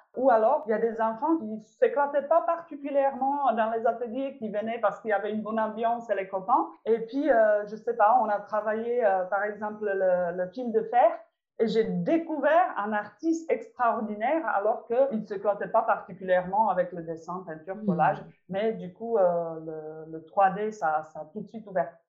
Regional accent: Czechia; French is a second language; moved away as an adult; now in France; je, suis née et j'ai grandi en République tchèque

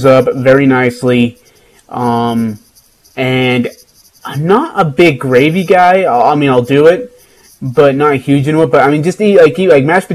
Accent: India; moved away; I'm from India

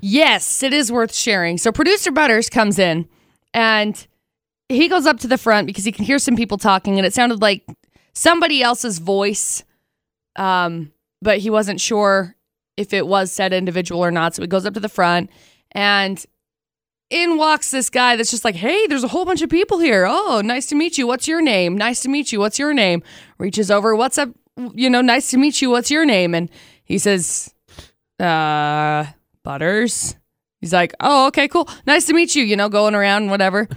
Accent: Tremonton, Utah, United States; I grew up in Tremont

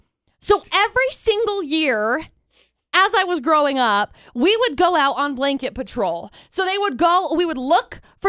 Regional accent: Brigham City, Utah, United States; I grew up in Brigham City.

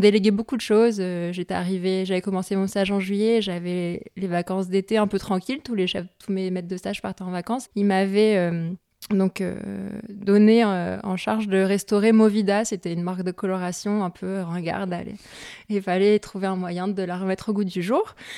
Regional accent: north of France, France; je viens de la région, enfin, je viens du, du, nord de la France

